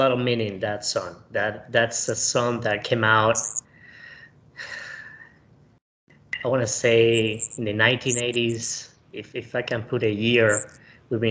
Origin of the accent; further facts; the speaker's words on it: Camagüey, Cuba; moved away as an adult; I was born in Camagüey, Cuba, in 1979.